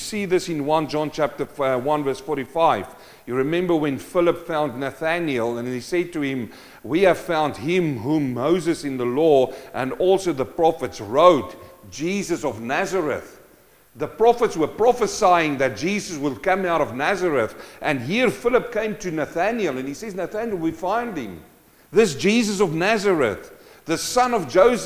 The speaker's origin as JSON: {"language": "English", "country": "South Africa", "moved": "yes", "said": "I came from South Africa, a mining community. My dad was a gold miner."}